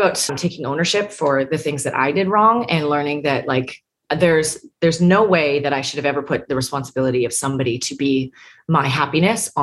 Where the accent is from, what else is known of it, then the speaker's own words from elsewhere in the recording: Canada; moved away as an adult; now in Nashville, United States; I'm a Canadian citizen here